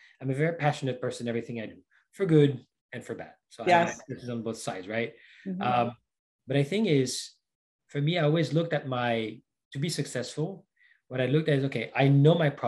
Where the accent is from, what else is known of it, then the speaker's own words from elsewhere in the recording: Paris, Île-de-France, France; moved away as an adult; also born or lived in Brazil / Florida; now in Seattle, United States; I was born in Paris, France. So that's where I spent most of my life